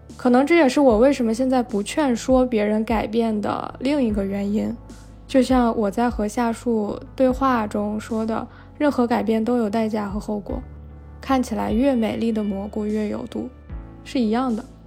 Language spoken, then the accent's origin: Chinese; Tianjin, China; moved away as an adult; 如果说天津，也就是我的老家，我其实离开那里已经很久了，算下来可能都已经六年了